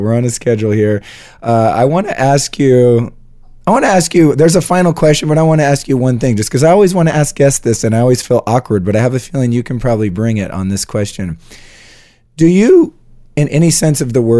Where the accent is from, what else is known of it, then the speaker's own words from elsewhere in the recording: United States; I love the country that I live in. I was born in America